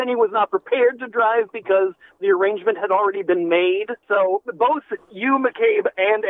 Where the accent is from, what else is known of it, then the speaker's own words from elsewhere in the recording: Baltimore, Maryland, United States; moved away; Yeah, I'm originally from Baltimore